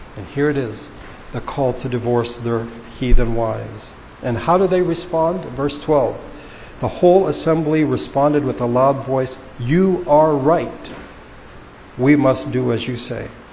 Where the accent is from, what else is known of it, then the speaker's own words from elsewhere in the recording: United States; as American Christians